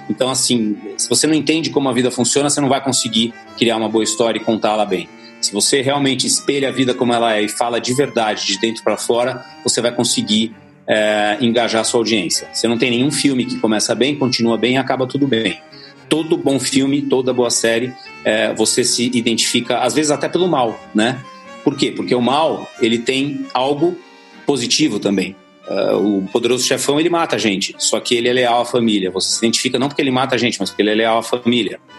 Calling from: São Paulo, Brazil; de São Paulo.

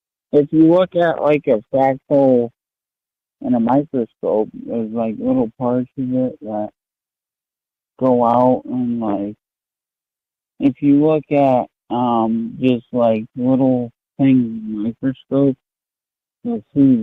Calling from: Maine, United States; I'm from Maine.

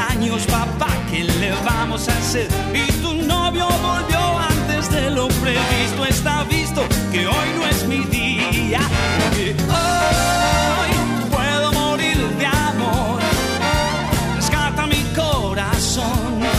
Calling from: Escalada, Buenos Aires Province, Argentina; de Escalada

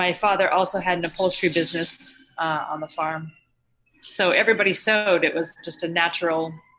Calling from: New York City, New York, United States; I'm calling from New York City.

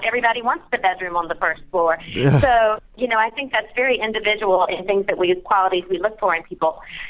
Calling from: Charleston, South Carolina, United States; It's Charleston, South Carolina.

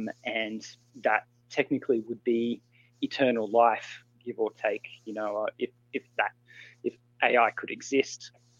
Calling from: Melbourne, Victoria, Australia; I'm calling from Australia.

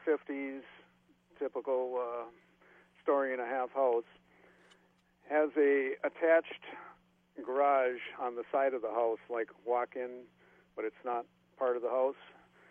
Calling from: Minneapolis, Minnesota, United States

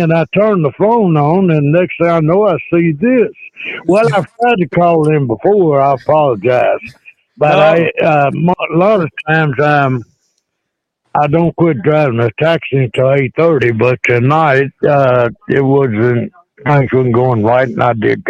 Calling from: Lexington, Kentucky, United States; I'm calling from my living room. I'm in Lexington.

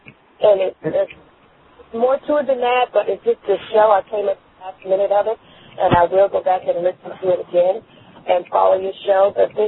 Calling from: Texas, United States; I'm calling from Texas.

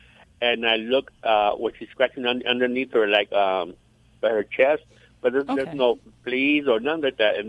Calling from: California, United States

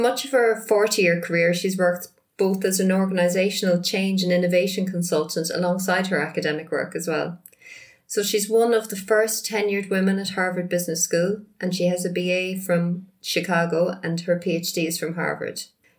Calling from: rural Northamptonshire, East Midlands, United Kingdom; calling from rural Northamptonshire in England.

